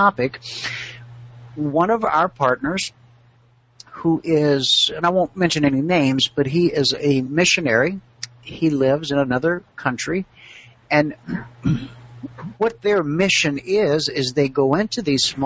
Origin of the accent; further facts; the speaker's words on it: Thomson, Georgia, United States; now in Phoenix, United States; I grew up in Augusta, Georgia, or a little town outside of Augusta